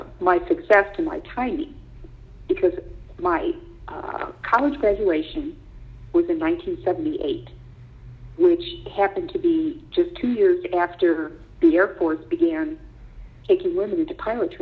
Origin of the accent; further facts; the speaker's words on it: Elmira, New York, United States; I grew up in Elmira, New York, which is in the Finger Lakes area of upstate New York.